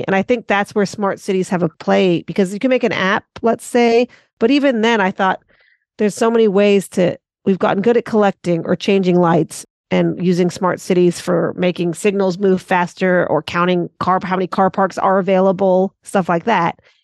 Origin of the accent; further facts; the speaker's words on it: Santa Monica, California, United States; accent: American; moved away as an adult; now in Auckland, New Zealand; I'm based in Auckland, Tamaki Makaurau, Aotearoa, New Zealand, originally from Santa Monica, Los Angeles